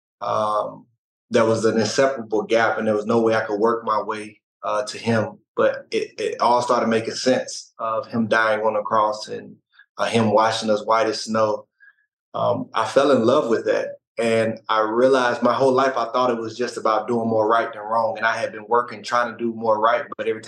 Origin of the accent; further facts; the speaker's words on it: Mississippi, United States; moved away; also born or lived in Arkansas; I grew up in Mississippi, and I went to school in Arkansas